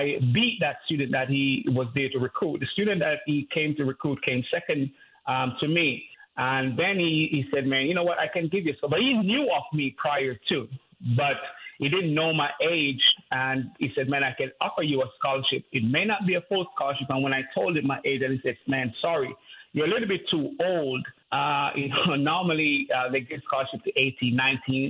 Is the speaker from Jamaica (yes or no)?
yes; Jamaica; I grew up in Jamaica, grew up in poverty.